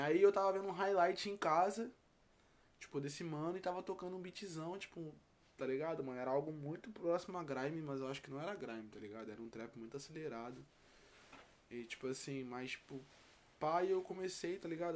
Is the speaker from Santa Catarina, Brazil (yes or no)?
no; Rio de Janeiro, Brazil; vim lá de Campo Grande, Zona Oeste